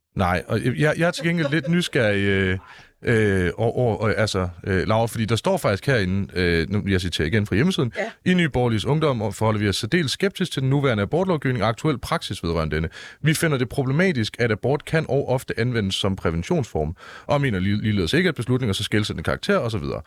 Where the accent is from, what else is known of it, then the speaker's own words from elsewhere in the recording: Mårslet, Central Denmark Region, Denmark; jeg er fra Morslet.